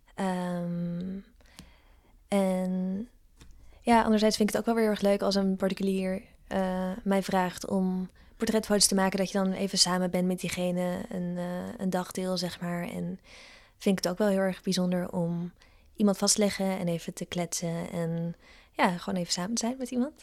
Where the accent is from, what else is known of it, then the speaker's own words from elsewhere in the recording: Ede, Gelderland, Netherlands; moved away; also born or lived in Amsterdam; Het is oh gewoon waar ik vandaan kom.